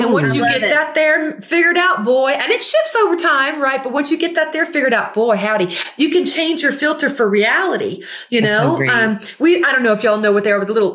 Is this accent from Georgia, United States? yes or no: no; Gulfport, Mississippi, United States; now in Southern California, United States; I'm from Gulfport, Mississippi